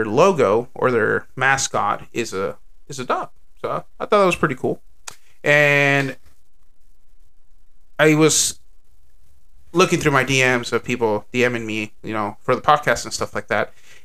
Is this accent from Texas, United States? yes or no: yes; Texas, United States; I am Texan